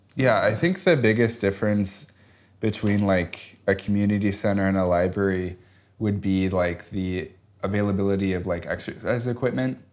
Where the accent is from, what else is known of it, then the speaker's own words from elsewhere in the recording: Chicago, Illinois, United States; growing up in Chicago